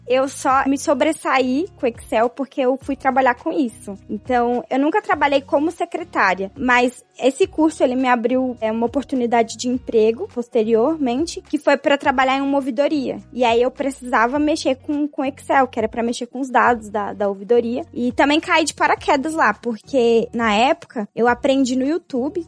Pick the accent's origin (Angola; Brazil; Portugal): Brazil; Brasília, Federal District; eu sou de Brasília, tenho 24 anos